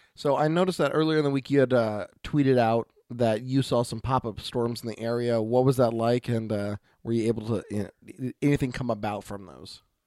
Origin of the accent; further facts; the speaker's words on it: Oregon, United States; from Oregon